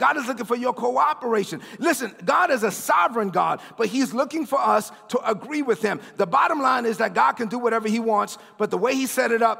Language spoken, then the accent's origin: English; New York City, New York, United States; I'm from Brooklyn.